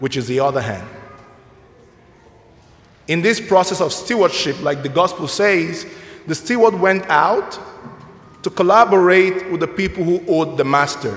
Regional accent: Nigeria; now in Mundelein, United States; I'm originally from Nigeria

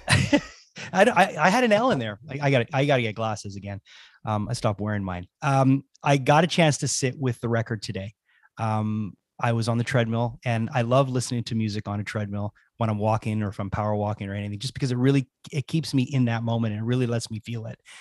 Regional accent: Montreal, Quebec, Canada; I'm from Montreal

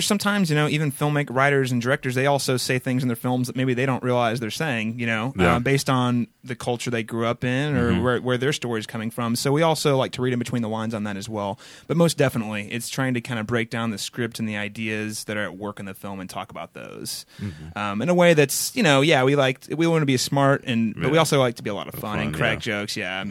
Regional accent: Connersville, Indiana, United States; But I spent my most formative years probably in a little town called Connersville, Indiana.

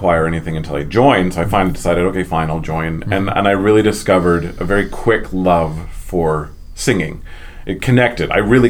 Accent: Edmonton, Alberta, Canada; I grew up mainly in Alberta and mainly in Edmonton

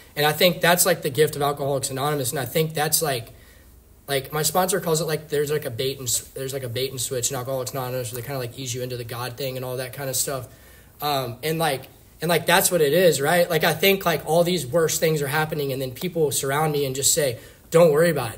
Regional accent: Richmond, Virginia, United States; I was born in Richmond, Virginia

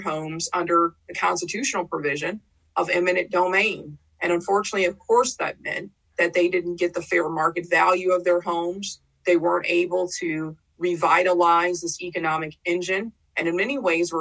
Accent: Saint Paul, Minnesota, United States; growing up in Rondo

